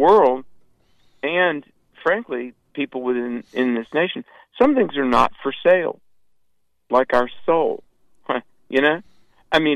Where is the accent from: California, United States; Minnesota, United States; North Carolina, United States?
North Carolina, United States; Greensboro; also born or lived in Colorado; my hometown of Greensboro, North Carolina